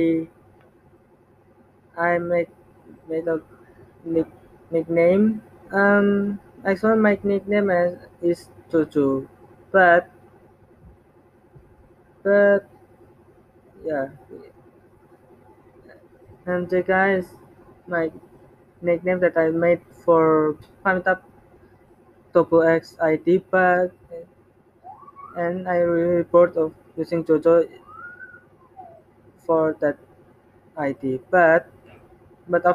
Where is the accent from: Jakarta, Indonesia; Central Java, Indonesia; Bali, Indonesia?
Central Java, Indonesia; Semarang; English is a second language; also born or lived in Surabaya; I'm Indonesian, and exactly I born and raised in Semarang